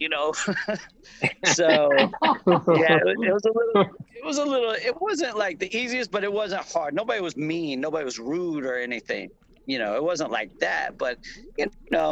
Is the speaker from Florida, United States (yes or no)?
yes; Florida, United States; I'm from Florida